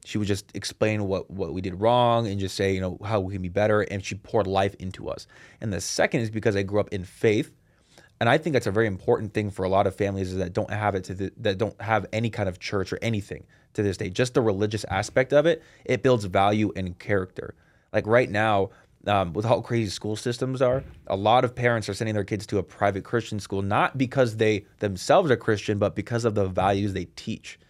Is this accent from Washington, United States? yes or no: yes; Seattle, Washington, United States; I was born and raised in Seattle